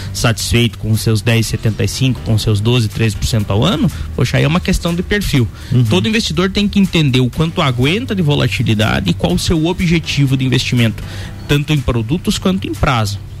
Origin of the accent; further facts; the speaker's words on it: Brazil; como cidadão brasileiro